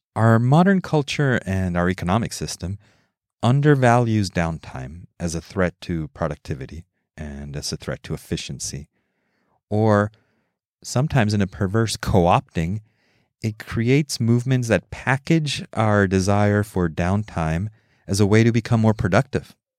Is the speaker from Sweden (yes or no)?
no; Mexico City, Mexico; I grew up in Mexico City